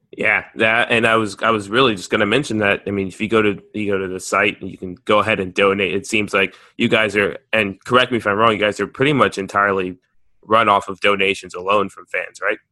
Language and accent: English; United States; me being American